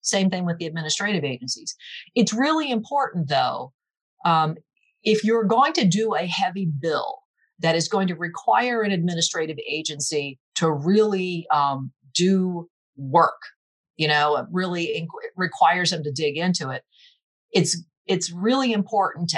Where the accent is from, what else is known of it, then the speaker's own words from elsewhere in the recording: Seaford, Delaware, United States; also born or lived in Newark, Delaware area; I'm originally from Seaford, grew up downstate and went to the University of Delaware